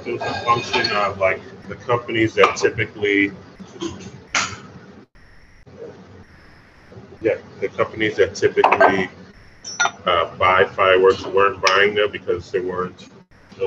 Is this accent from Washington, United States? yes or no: no; New York City, New York, United States; also born or lived in Nigeria; I grew up in Brooklyn